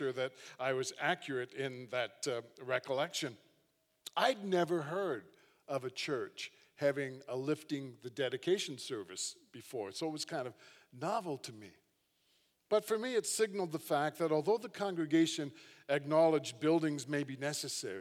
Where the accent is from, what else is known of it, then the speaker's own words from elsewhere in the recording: Hamilton, Ontario, Canada; as a young guy, I grew up in Hamilton, just down the QEW